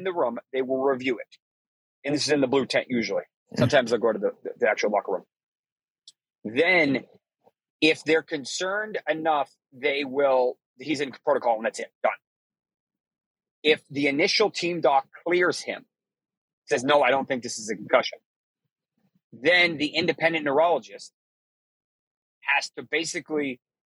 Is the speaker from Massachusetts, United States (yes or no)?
yes; Boston, Massachusetts, United States; I'm from Boston. I'm from Massachusetts.